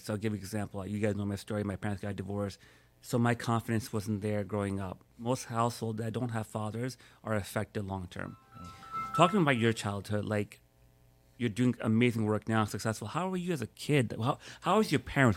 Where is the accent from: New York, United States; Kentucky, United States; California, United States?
New York, United States; now in Miami, United States; born and raised in New York